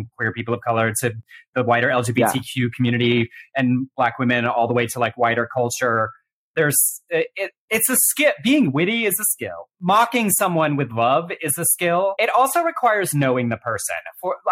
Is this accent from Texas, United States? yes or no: yes; Texas, United States; growing up in the Southern Baptist Church in Texas